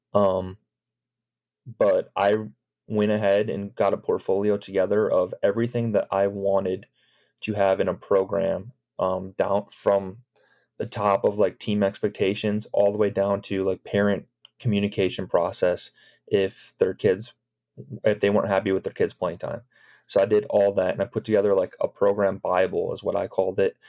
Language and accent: English; Chicago suburbs, Illinois, United States; moved away; I'm from the Chicago suburbs